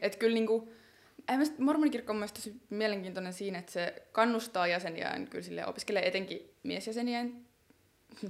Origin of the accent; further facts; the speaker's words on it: Helsinki, Uusimaa, Finland; mä oon kasvanut Helsingin Myllypurossa